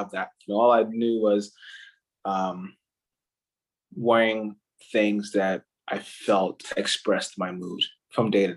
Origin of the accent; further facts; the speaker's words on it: Ghana; moved away; I'm actually from Ghana, West Africa.